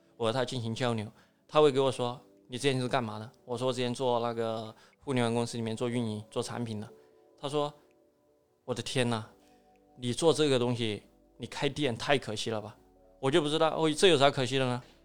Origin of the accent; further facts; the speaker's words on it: Chongqing, China; accent: southwestern; moved away as an adult; also born or lived in Beijing; now in Shenzhen, China; 本身我在重庆嘛，重庆是一个慢节奏的生嗯。活的一个地方